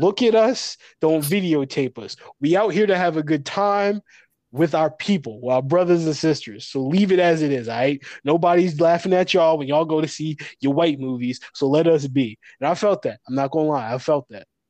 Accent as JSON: {"language": "English", "region": "New York", "country": "United States", "said": "I'm from New York"}